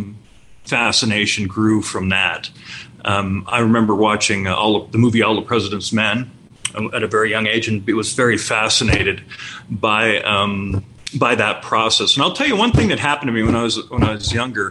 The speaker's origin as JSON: {"language": "English", "town": "Pocatello", "region": "Idaho", "country": "United States", "tie": "born or raised there", "also_born_or_lived": "Pullman, Washington", "moved": "yes", "lives_now": "Las Vegas, United States", "said": "My original hometown is Pocatello, Idaho"}